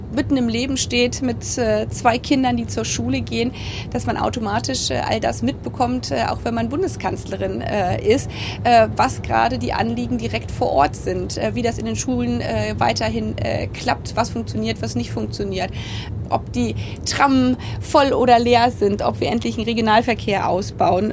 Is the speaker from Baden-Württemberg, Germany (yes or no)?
no; Potsdam, Brandenburg, Germany; ist für mich Potsdam nicht nur meine Heimat